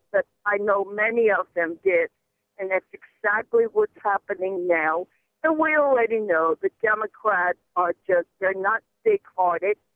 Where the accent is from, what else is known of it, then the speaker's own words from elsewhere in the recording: Guatemala; born there; moved away; I am Spanish. I was born in Guatemala, Central America, 74 years ago.